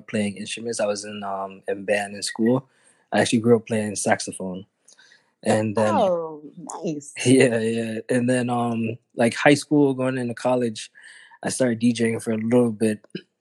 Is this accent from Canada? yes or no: no; Philadelphia, Pennsylvania, United States; now in Miami, United States; I'm originally from Philly